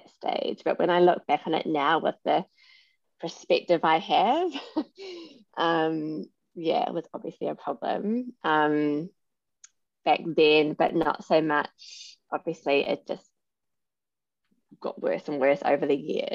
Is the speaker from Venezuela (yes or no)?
no; New Zealand; moved away as an adult; also born or lived in London / Sydney; now in Brisbane, Australia; I'm originally from New Zealand. I lived in London for 9 years. Have settled in Australia